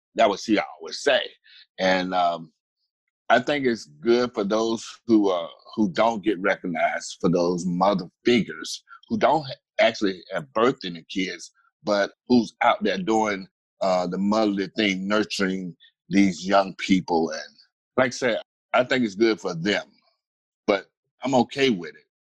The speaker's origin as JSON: {"language": "English", "town": "Atlanta", "region": "Georgia", "country": "United States", "said": "I am originally from Atlanta, Georgia"}